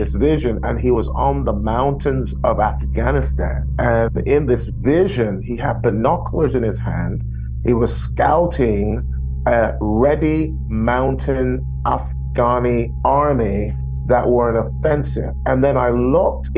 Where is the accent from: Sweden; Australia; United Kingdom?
United Kingdom; London; I'm from London